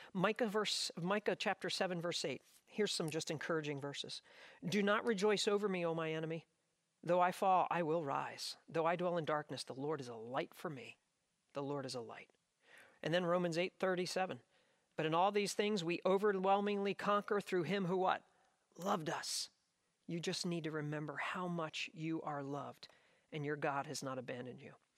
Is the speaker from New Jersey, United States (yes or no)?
yes; South Jersey shore, New Jersey, United States; I grew up on the South Jersey shore